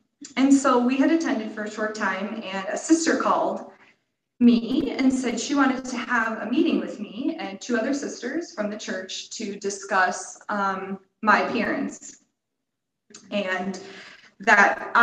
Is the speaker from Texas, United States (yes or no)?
no; Cleveland, Ohio, United States; moved away as an adult; also born or lived in California / Colorado; I grew up in the Cleveland area